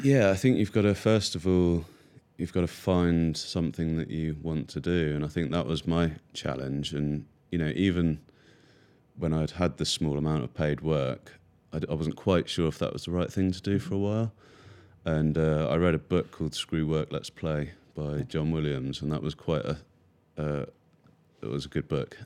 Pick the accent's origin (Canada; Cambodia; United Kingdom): United Kingdom; near Cambridge, East of England; I grew up near Cambridge